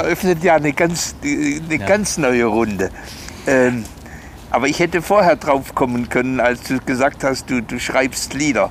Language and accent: German; Germany; sind wir als Deutsche sehr normiert?